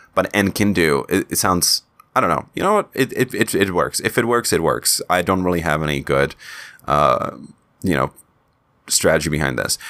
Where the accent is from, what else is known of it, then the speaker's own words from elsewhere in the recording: Czechia; accent: Czech; first language Czech; English is a second language; in Czech in my, in my native language